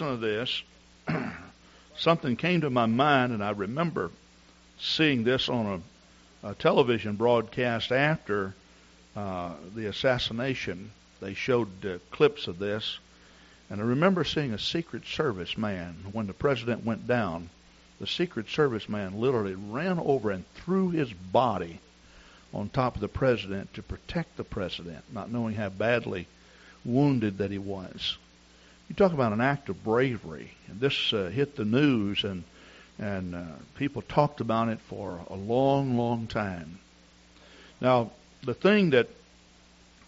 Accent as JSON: {"language": "English", "region": "Texas", "country": "United States", "said": "I'm from Texas."}